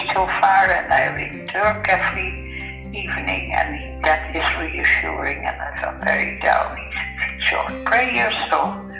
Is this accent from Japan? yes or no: no; Ireland; because I thought my age group, being Irish, it would be more